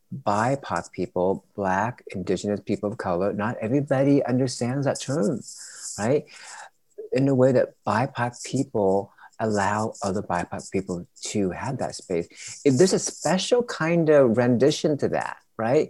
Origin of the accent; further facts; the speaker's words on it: Vietnam; moved away; I'm still from Vietnam